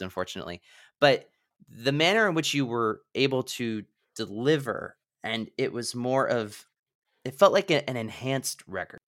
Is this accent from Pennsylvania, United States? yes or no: yes; Pennsylvania, United States; moved away as an adult; also born or lived in Washington D.C. / New York City / Los Angeles; I was originally from Pennsylvania. I left at 18